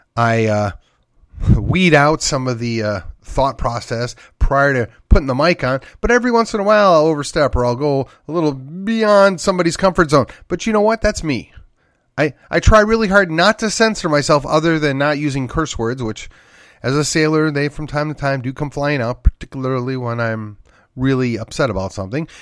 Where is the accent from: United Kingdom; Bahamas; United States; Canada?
United States; Wisconsin; my home state of Wisconsin